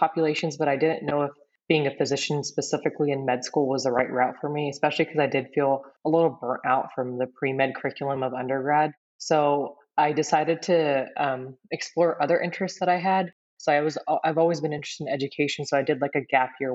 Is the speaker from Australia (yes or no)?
no; near Merced, Central California, United States; I grew up in Central California in a really small town, like Nia Merced